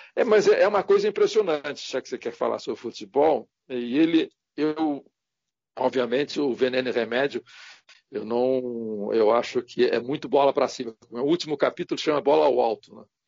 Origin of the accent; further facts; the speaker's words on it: Santos, São Paulo, Brazil; eu sou de Santos